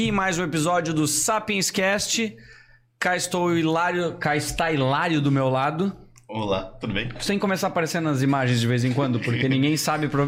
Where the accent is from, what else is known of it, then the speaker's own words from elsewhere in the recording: Gaspar, Santa Catarina, Brazil; also born or lived in Brusque / Itajaí; Isso, eu sou natural de Gaspar, moro há 32